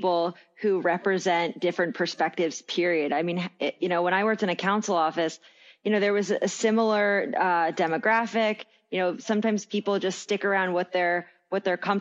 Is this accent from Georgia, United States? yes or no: no; Villanova, Pennsylvania, United States; also born or lived in Philadelphia; I grew up in Villanova right outside the city